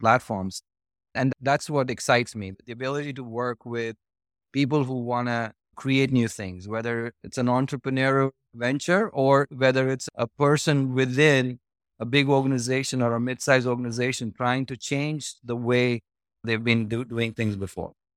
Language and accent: English; New Delhi, Delhi, India; moved away as an adult; now in United States; I was born and, uh, I was raised in New Delhi, uh, in India, which is northern part of India.